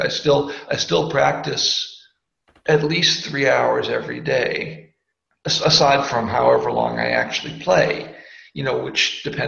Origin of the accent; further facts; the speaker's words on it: Boston, Massachusetts, United States; I'm from Boston, and I grew up in a semi-affluent house